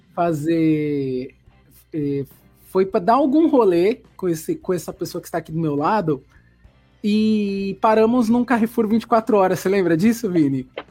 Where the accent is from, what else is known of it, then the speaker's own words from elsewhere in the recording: São Paulo, Brazil; accent: paulista (São Paulo); como é o sotaque da galera de São Paulo